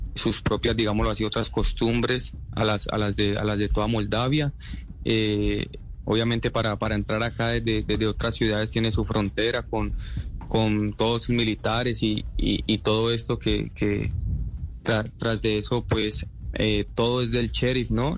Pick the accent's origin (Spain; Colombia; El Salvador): Colombia; Cali, Valle del Cauca; moved away as an adult; now in Moldova; soy de Cali